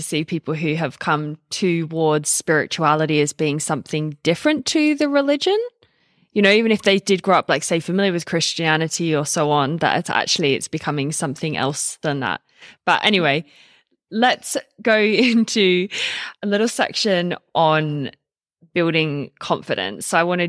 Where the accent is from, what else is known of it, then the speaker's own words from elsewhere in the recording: Australia; also born or lived in United Kingdom; I grew up in Australia and England mix, and we just honestly don't have the same culture about speaking